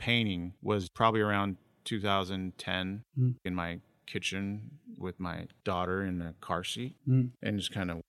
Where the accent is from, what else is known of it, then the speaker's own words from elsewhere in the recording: Sacramento, California, United States; I've been in Sacramento my whole life.